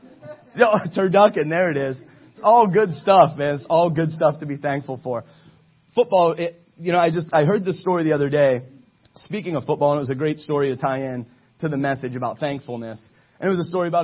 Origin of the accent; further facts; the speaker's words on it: Ohio, United States; moved away as an adult; I'm from Ohio